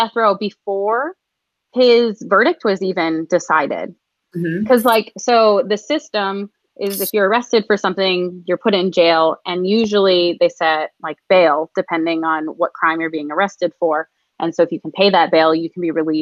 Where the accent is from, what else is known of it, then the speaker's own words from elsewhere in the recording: Michigan, United States; moved away; I grew up in Michigan